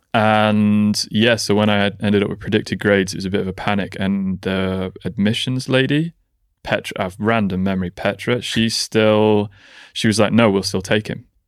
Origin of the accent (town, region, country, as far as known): Nantwich, North West England, United Kingdom; born or raised there